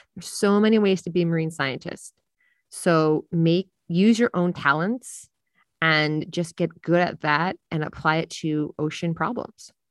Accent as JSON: {"language": "English", "area": "Jersey Shore", "region": "New Jersey", "country": "United States", "tie": "born or raised there", "said": "I'm a beach lifeguard in my hometown on the Jersey Shore"}